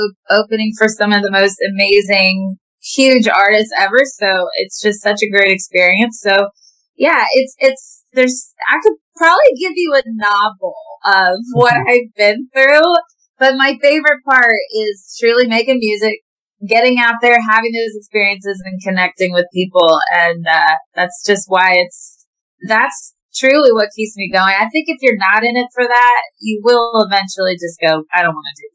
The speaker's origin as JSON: {"language": "English", "town": "Williamsport", "region": "Pennsylvania", "country": "United States", "tie": "born or raised there", "also_born_or_lived": "Boston / Nashville", "moved": "as an adult", "said": "I'm from Williamsport, Pennsylvania."}